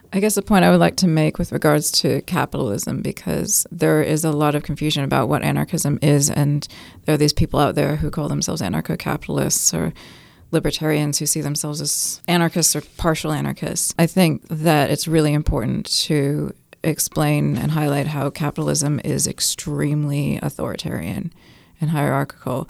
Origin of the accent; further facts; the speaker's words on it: California, United States; moved away as an adult; also born or lived in New York; now in Auckland, New Zealand; I'm from New York and grew up in California, and I've been in New Zealand, Aotearoa, for 14 years in mostly Tamaki Makaurau